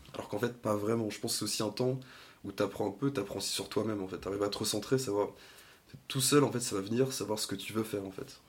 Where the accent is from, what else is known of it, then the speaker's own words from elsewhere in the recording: Lorient, Brittany, France; moved away as an adult; also born or lived in Rennes; je viens de Lorient